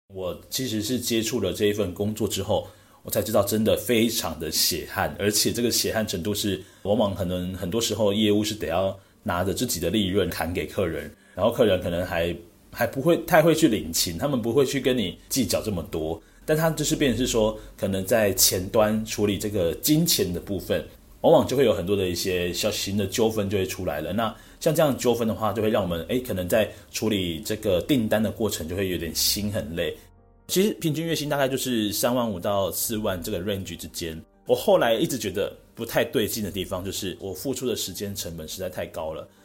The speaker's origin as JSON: {"language": "Chinese", "region": "Penghu County", "country": "Taiwan", "tie": "born or raised there", "also_born_or_lived": "Taipei", "moved": "as an adult", "said": "从幼稚园开始， 然后一路呢到大学，我都是在澎湖这边就读的"}